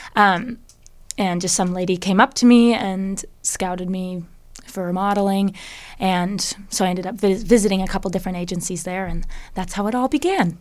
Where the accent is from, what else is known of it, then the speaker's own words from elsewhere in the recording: Bellevue, Washington, United States; also born or lived in Seattle; I grew up in the Bellevue area